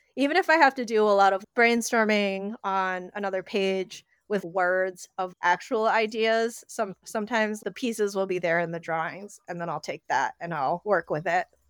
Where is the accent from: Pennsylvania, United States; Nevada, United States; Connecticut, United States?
Connecticut, United States; moved away as an adult; now in New York, United States; I grew up in Connecticut, A K A the most cursed state